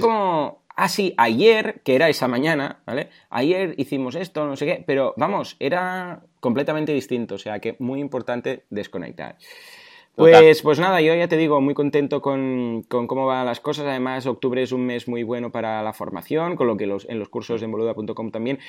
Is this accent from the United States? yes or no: no; Mataró, Catalonia, Spain; Yo soy de Mataró y aquí eh, nos conocen porque somos muy tozudos